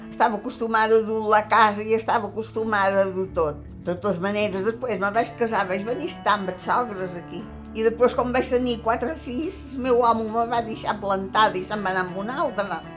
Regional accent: Mahón, Balearic Islands, Spain; born there; A Mó, dins un soterrani. I aquí va començar les peripècies meves dins la guerra, estava quasi acabant, però dins la guerra.

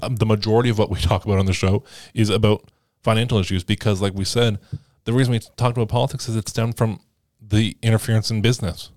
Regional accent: Canada; As a Canadian

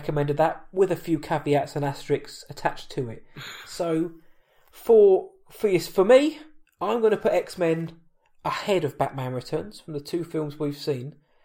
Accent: England, United Kingdom; I'm from England

